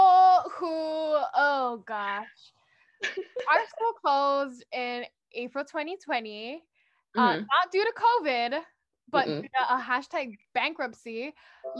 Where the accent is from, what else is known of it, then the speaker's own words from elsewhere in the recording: Hawaii, United States; also born or lived in Portland, Oregon; I'm from Hawaii.